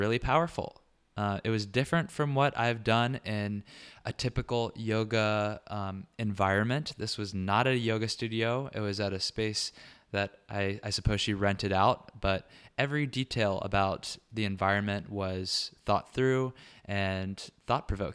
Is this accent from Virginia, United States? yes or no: yes; Richmond, Virginia, United States; moved away; also born or lived in Manhattan; Richmond, Virginia, my hometown